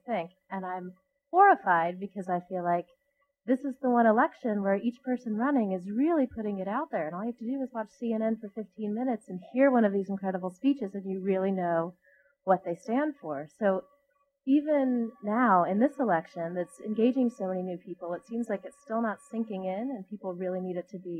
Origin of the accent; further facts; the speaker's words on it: California, United States; I'm from California